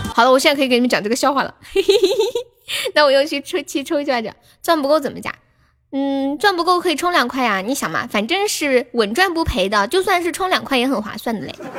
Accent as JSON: {"language": "Chinese", "region": "Sichuan", "country": "China", "said": "我是四川的"}